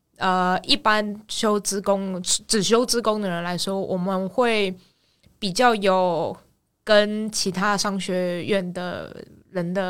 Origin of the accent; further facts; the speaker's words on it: Taiwan; moved away as an adult; also born or lived in Australia; now in Sydney, Australia; 所以我到五岁就先回台湾，然后就一路读读到高中毕业，